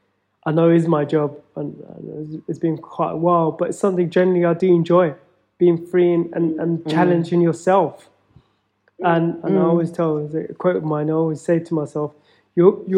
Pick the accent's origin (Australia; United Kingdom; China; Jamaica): United Kingdom; Feltham, London; growing up in Feltham